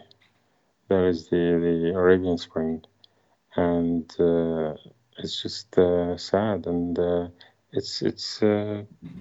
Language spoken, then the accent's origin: English; Syria; moved away; it was just happy to be in my hometown